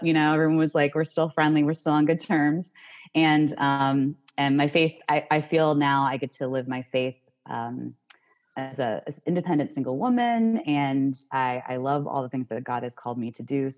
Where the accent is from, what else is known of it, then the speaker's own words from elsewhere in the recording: Cleveland, Ohio, United States; also born or lived in Washington, D.C.; now in Richmond, United States; I'm originally from Cleveland, Ohio, but I currently live in Richmond, Richmond Virginia